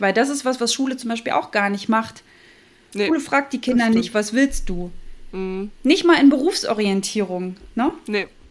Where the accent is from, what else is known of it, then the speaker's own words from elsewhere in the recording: Thuringia, Germany; moved away as an adult; now in Hamburg, Germany; bin ja eigentlich Thüringerin